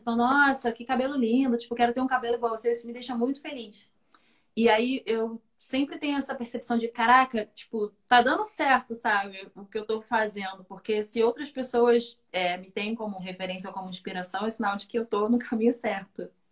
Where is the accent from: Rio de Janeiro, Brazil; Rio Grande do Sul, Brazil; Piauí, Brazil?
Rio de Janeiro, Brazil; Conceição de Macabu; Fui criada em Conceição de Macapu, que é bem interior do estado do Rio, né? Região Norte Fluminense